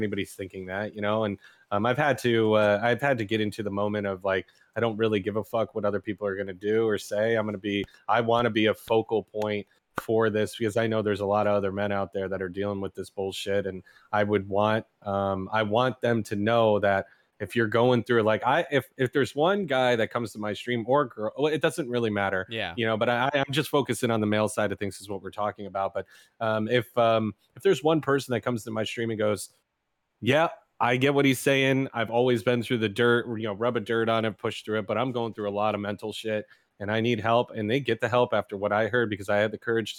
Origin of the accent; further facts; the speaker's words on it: New York, United States; Oh, New York, hands down. I'm a New Yorker. I'm a New York boy.